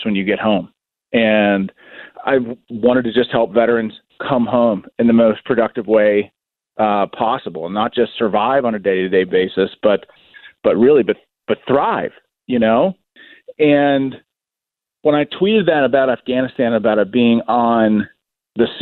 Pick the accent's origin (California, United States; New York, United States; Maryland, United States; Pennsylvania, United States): Pennsylvania, United States; Pittsburgh; I'm from Pittsburgh.